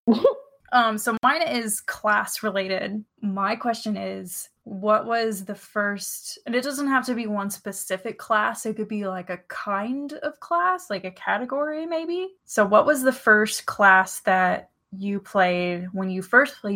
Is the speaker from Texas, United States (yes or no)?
yes; Houston, Texas, United States; I am from Houston